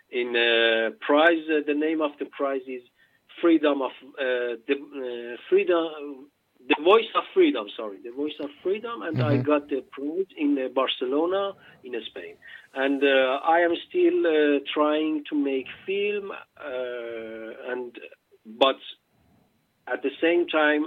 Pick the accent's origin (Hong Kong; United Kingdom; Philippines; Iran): Iran; moved away as an adult; now in Denmark; I come from Iran. In 2010, I came to Denmark